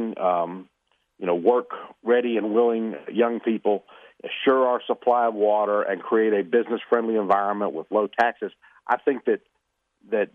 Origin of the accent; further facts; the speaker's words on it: Atlanta, Georgia, United States; I grew up here in Atlanta, went to public schools in DeKalb County, graduated from the University of Georgia